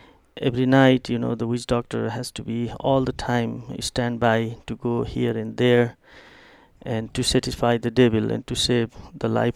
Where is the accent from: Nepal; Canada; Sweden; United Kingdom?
Nepal; eastern Nepal; English is a second language; moved away; also born or lived in Kathmandu, Nepal; I born and grew up in the very remote village